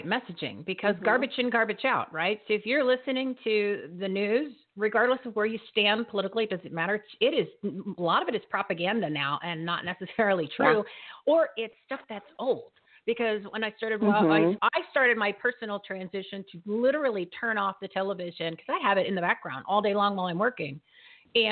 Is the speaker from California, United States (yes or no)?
no; New Jersey, United States; accent: Jersey; I got my Jersey accent that slips in every once in a while